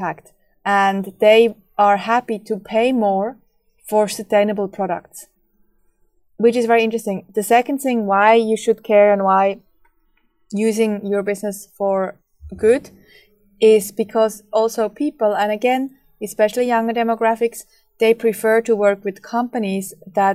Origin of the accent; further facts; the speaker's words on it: Switzerland; moved away; I grew up in Switzerland